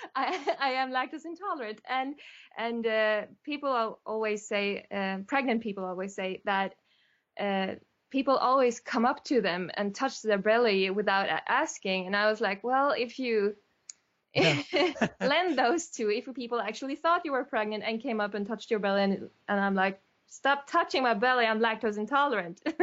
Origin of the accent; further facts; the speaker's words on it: Sweden; I'm from Sweden